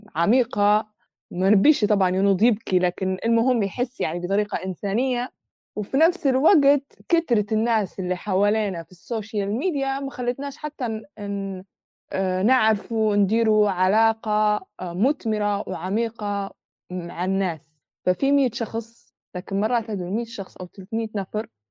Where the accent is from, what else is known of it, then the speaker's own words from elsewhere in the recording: Libya; ولو إحنا ليبية